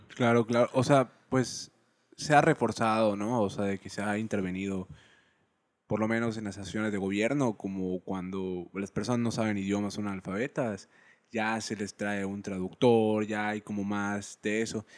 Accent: Yucatán, Mexico; Yo soy yucateco

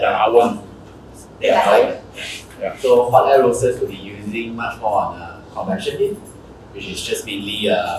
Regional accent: Houston, Texas, United States; from Houston.

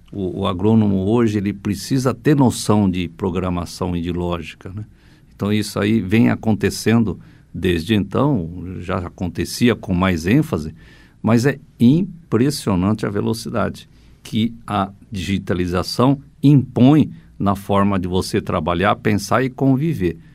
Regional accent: Assaí, Paraná, Brazil; born there; Sim, eu sou nascido em Açaí

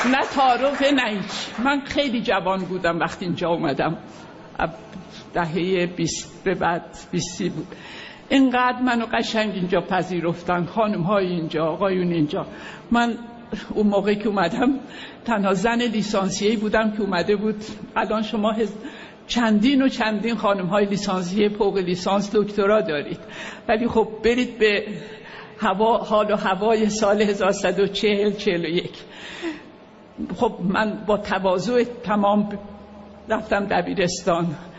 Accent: Khoy, West Azerbaijan, Iran; moved away; also born or lived in Tehran / Paris / Kashmar; من در شهر خوی دنیا آمدم خوی یه شهری است در شهر آذربایجان

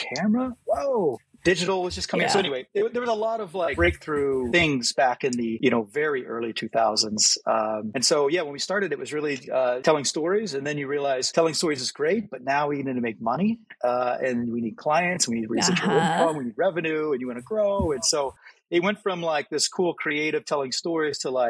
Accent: Missouri, United States; we grew up in Missouri, very agriculture-related, ag technology

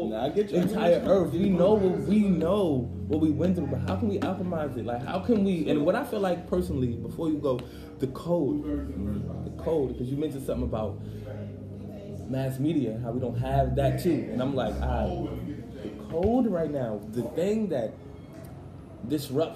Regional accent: New York City, New York, United States; I grew up in Brownsville Projects.

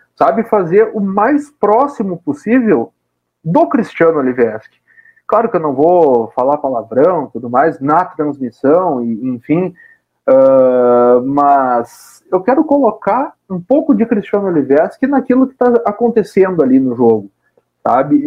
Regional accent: Caxias do Sul, Rio Grande do Sul, Brazil; also born or lived in Porto Alegre; eu nasci em Porto Alegre e logo quando eu era ainda nenê de colo, eu fui morar em Caxias do Sul. Então, a grande parte da minha infância, grande parte não, toda a minha infância e um pouco da minha adolescência foi em Caxias do Sul.

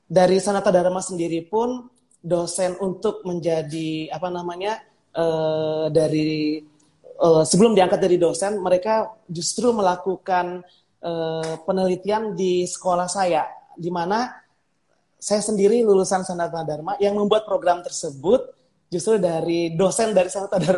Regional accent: West Nusa Tenggara, Indonesia; also born or lived in Bali; now in Bogor, Indonesia; Pulau Sumbawa, besar di Lombok dan

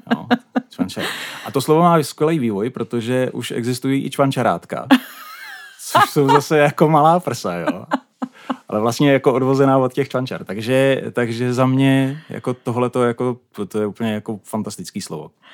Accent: Ostrava, Moravian-Silesian Region, Czechia; first language Czech; moved away as an adult; also born or lived in Braník, Prague; now in Prague, Czech Republic; Narozen v Ostravě, takže já jsem klasická náplava

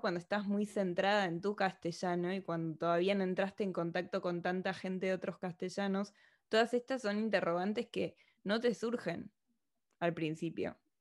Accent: Argentina; accent: argentino; moved away as an adult; now in Madrid, Spain; soy argentina

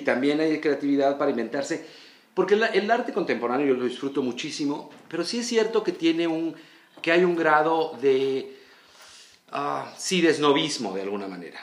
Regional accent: Mexico City, Mexico; yo soy chilango total

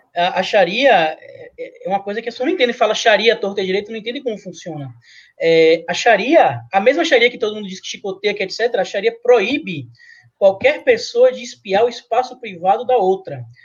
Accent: Bahia, Brazil; Eu sou baiano

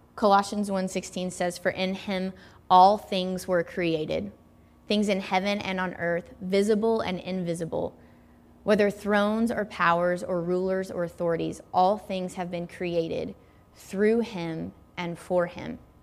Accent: Tennessee, United States; moved away; also born or lived in Redding, California; I grew up in Tennessee

